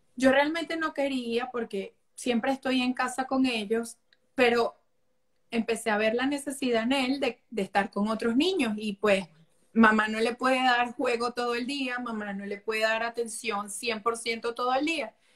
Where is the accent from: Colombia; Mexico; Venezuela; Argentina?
Venezuela; moved away; amo mi país, o sea, les enseño a mis hijos la cultura de mi país todos los días, las canciones, su plato navideño, sus arepas